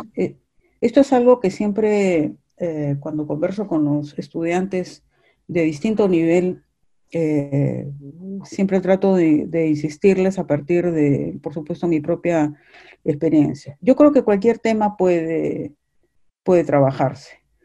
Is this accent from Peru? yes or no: yes; Peru; los tres somos peruanos